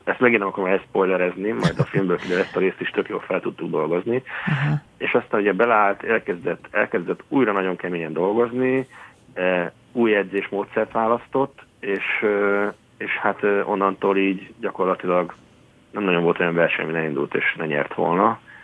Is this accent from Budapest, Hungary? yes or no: no; Baja, Bács-Kiskun, Hungary; baja mellett egy kis faluban Csátán nőttem föl